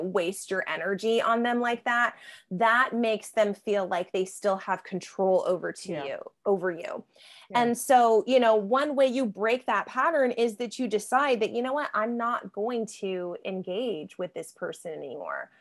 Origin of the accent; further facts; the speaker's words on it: San Diego, California, United States; moved away as an adult; now in Gainesville, United States; San Diego, where I, I grew up. I lived there for 30 years.